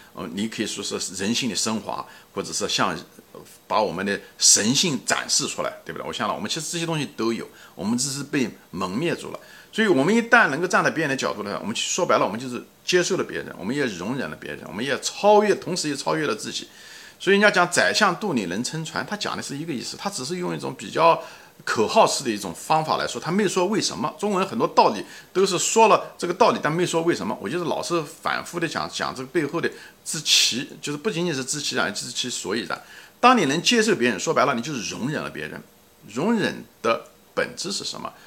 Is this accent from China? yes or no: yes; Ma'anshan, Anhui, China; 我是中国人，对不对？我也是安徽人